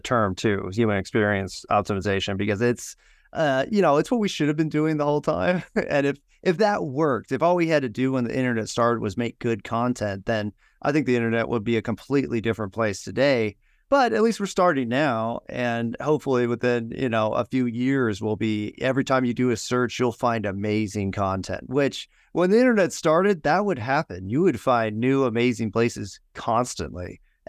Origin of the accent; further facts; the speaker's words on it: California, United States; Hey, I'm from California, so I get